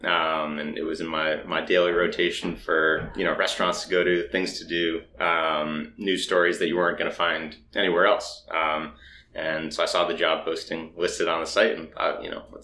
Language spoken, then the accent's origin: English; Boston, Massachusetts, United States; moved away as an adult; now in New York, United States; I'm from Boston originally, so okay. I'm behind enemy lines here, but I've been here for coming up on 9 years